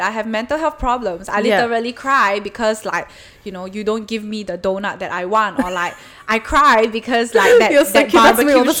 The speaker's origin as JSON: {"language": "English", "country": "Malaysia", "moved": "as an adult", "lives_now": "Melbourne, Australia", "said": "I'm from Malaysia"}